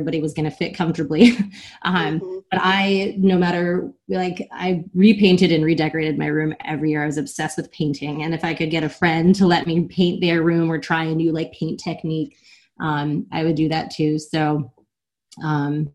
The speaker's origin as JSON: {"language": "English", "town": "Germantown", "region": "Maryland", "country": "United States", "tie": "born or raised there", "also_born_or_lived": "Guam", "said": "we moved outside of Washington, D.C."}